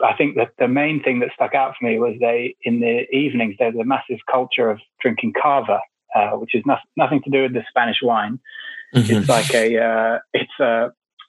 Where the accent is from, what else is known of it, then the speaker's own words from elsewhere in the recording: England, United Kingdom; also born or lived in Vanuatu; I was born in England and then quickly went back to Vanuatu. I actually spent the first year of my life there. And then my parents split up, I guess. And then I grew up in England